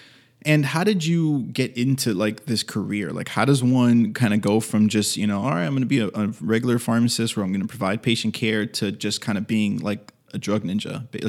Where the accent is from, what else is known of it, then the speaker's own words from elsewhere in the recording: Miami, Florida, United States; Because I'm from Miami